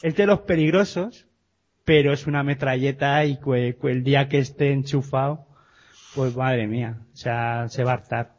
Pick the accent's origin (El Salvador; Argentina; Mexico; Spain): Spain; Gipuzkoa, Basque Country; mi tierra